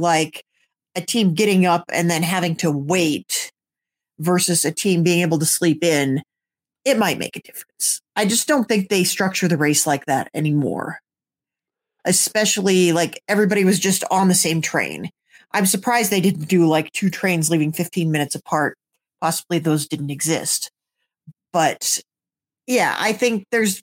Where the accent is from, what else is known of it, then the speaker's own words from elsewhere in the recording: United States; we are American